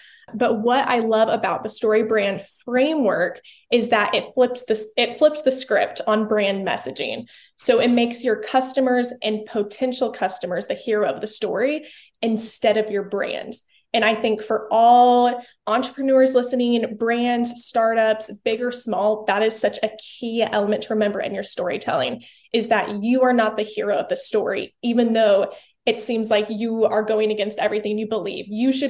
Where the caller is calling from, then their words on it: Tulsa, Oklahoma, United States; I am here in Tulsa, Oklahoma, the biggest tourist spot, you know, in the USA.